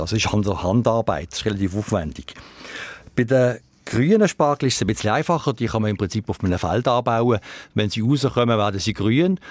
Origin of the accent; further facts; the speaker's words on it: Switzerland; Die Schweiz hat natürlich von der Topografie her schon ein bisschen ein Problem, weil es viel bergige und hügelige Gebiete hat. Und da gibt es eigentlich bei uns wenig Gegenden